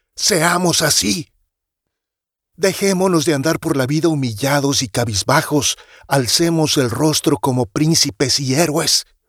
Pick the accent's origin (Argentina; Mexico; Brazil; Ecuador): Mexico; Soy mexicano, mestizo, mexicanísimo